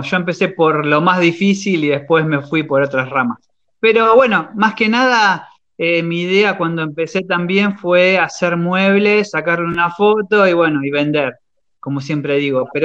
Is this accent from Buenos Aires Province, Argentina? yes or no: yes; Chivilcoy, Buenos Aires Province, Argentina; soy de Chivilcoy, sí, de la provincia de Buenos Aires.